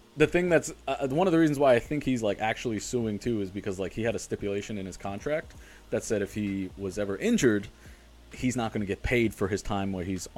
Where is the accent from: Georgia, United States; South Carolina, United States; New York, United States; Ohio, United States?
New York, United States; also born or lived in New Jersey; I grew up in New York